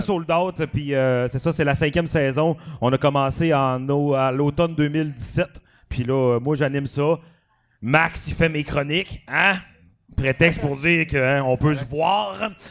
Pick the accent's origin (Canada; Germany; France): Canada; Dolbeau-Mistassini, Quebec; also born or lived in Montreal; si je viens de Dolbeau